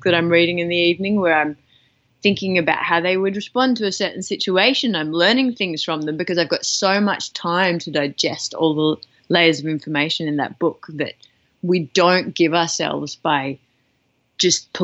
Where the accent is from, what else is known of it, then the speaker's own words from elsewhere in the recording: Australia; as an Australian